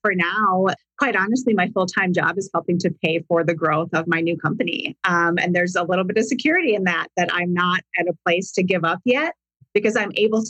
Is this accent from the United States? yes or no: yes; Wisconsin, United States; moved away as an adult; now in Arizona, United States; I grew up in Wisconsin